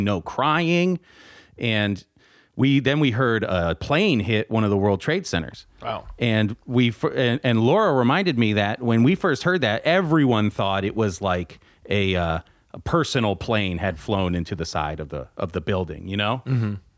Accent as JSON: {"language": "English", "region": "New Jersey", "country": "United States", "tie": "born or raised there", "said": "I grew up in North Jersey, which is essentially a suburb of New York City"}